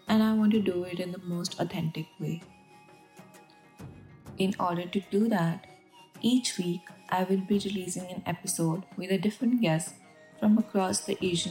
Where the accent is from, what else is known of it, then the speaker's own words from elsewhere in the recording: India; I grew up in India